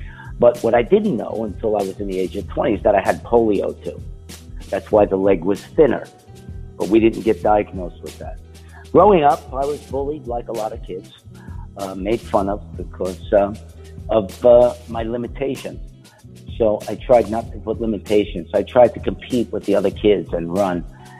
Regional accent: New York, United States; Hey, because I come from New York and we sell sauce and cheese, and I'm Italian and Puerto Rican.

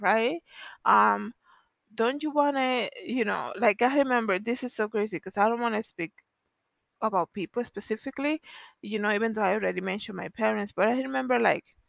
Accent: Dominican Republic; moved away; growing up in the Dominican Republic

